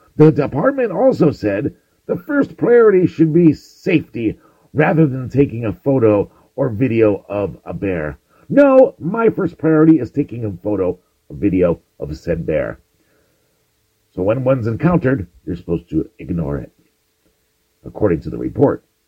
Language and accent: English; Connecticut, United States; my home state